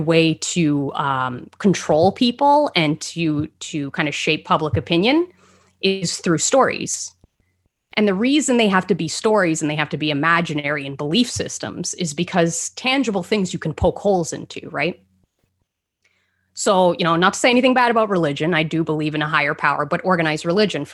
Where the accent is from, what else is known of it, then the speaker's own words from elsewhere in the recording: Canada; I'm a Canadian living in a town no one's heard